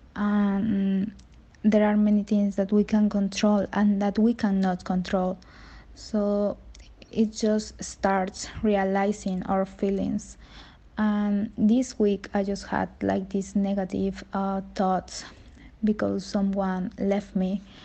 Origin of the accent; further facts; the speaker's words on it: Veracruz, Mexico; I'm from Veracruz, Mexico.